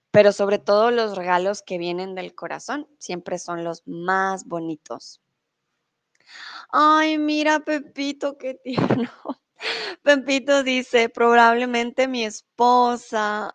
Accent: Colombia; also born or lived in Mexico; now in Germany; soy tutora de español aquí en Chatterbox, soy de Colombia

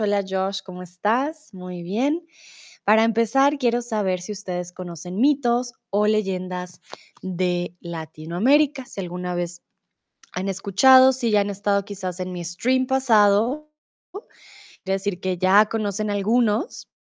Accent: Colombia; now in Germany; soy de Colombia, comúnmente vivo en Alemania

